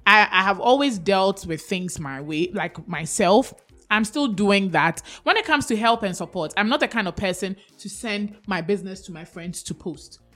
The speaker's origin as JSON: {"language": "English", "country": "Ghana", "said": "I'm so Ghanaian"}